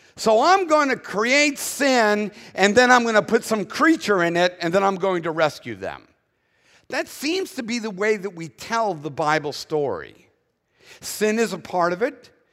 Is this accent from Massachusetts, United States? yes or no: yes; Boston, Massachusetts, United States; accent: Northern; moved away as an adult; now in Southern United States, United States; I was born in Boston first